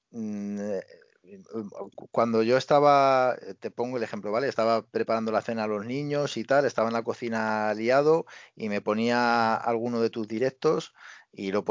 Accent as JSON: {"language": "Spanish", "town": "Barcelona", "region": "Catalonia", "country": "Spain", "said": "tengo 26 años, o tengo 27 años, eh, soy de Barcelona, eh, sí, hablo catalán"}